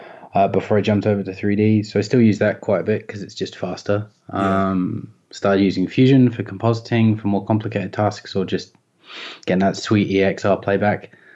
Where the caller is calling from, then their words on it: Melbourne, Victoria, Australia; Just in North Melbourne at the moment.